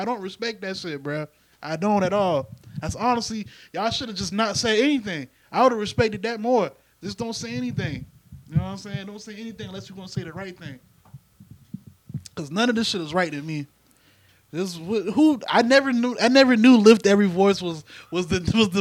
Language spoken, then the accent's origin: English; the South, United States; I'm from the South